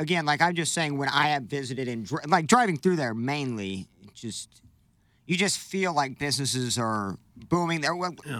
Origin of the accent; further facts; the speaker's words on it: Illinois, United States; moved away; I don't live in Illinois. I'm from Illinois.